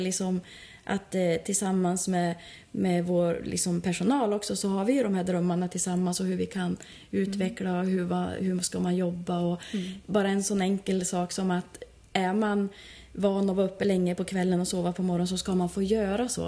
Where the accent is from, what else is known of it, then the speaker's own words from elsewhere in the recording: Bjuråker, Gävleborg County, Sweden; jag är ju själv från Bjuråker